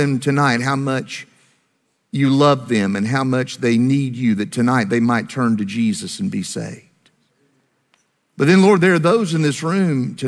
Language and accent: English; Greensboro, North Carolina, United States; my hometown of Greensboro, North Carolina